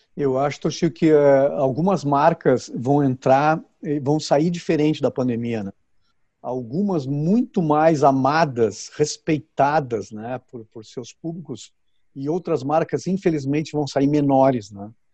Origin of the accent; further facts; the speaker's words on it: Porto Alegre, Rio Grande do Sul, Brazil; Eu nasci em uma cidade chamada Rio Grande, que é bem no sul do Brasil, uhum. é, e me criei em Porto Alegre